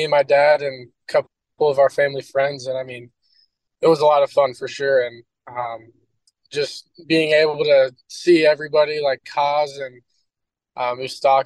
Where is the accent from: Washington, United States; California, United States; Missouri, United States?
Missouri, United States; Kansas City; growing up in Kansas City